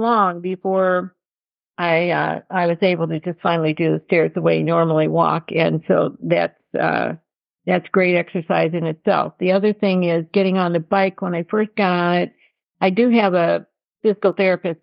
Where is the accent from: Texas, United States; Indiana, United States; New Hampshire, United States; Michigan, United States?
Michigan, United States; Detroit; we're from Detroit, so I'm real comfortable with the city.